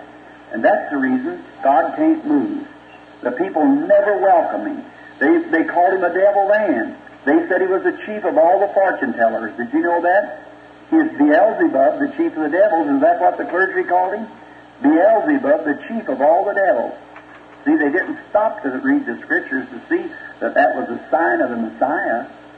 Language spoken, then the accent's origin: English; United States; And as we as American people, which is the Eastern slant, is altogether different from this, but we as American people, we believe that the woman was an ill-famed woman